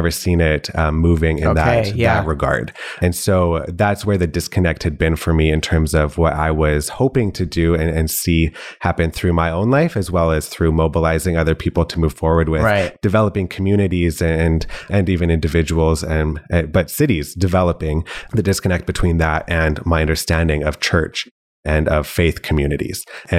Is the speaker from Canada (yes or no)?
yes; Canada; now in Calgary, Canada; So I'm not actually from Calgary. It is home now. Been here a couple of years, but grew up in a few different provinces, as well as even a couple of different states.